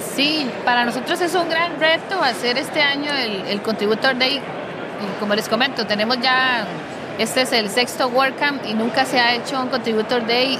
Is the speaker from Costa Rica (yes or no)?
yes; Costa Rica; yo soy de Costa Rica.